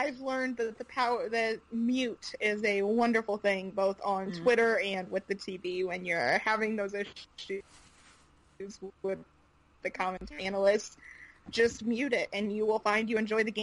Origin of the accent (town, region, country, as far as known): St. Louis, Missouri, United States; born or raised there